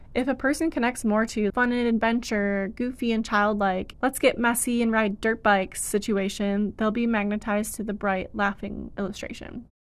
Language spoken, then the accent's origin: English; Michigan, United States; moved away; It's really nice to be in my hometown for a while